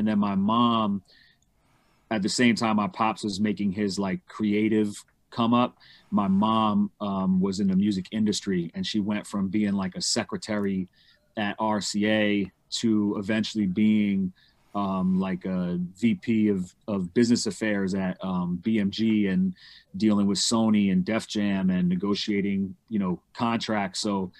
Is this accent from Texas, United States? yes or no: no; New York City, New York, United States; I'm from New York. I'm from Manhattan, Upper West Side. My pops is from Queens, Rockaway, and my mom is from Connecticut. Okay. New York. Born and raised.